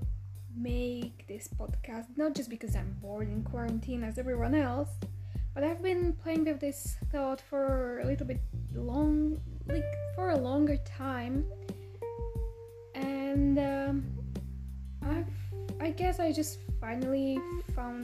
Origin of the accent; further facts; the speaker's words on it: Bratislava, Bratislava Region, Slovakia; English is a second language; moved away as an adult; now in Vancouver, Canada; I'm originally from Slovakia, from the capital, Bratislava